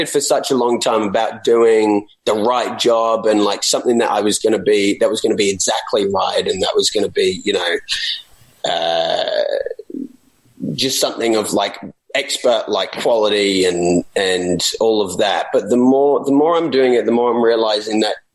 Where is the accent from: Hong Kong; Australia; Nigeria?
Australia; maybe especially as an Australian